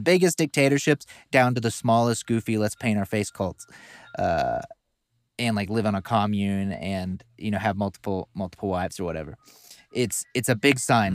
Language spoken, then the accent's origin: English; the South, United States; we're both from the South. Different areas.